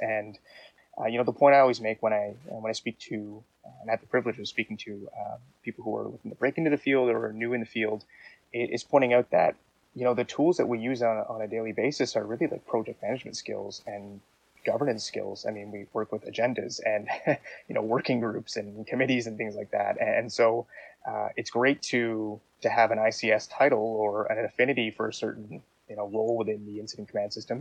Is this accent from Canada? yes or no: yes; Canada